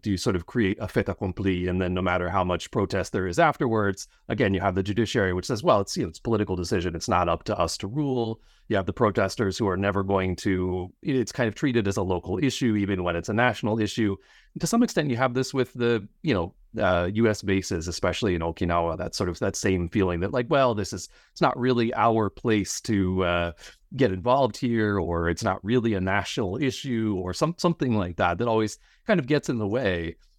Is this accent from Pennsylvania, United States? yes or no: yes; Pennsylvania, United States; I grew up in Pennsylvania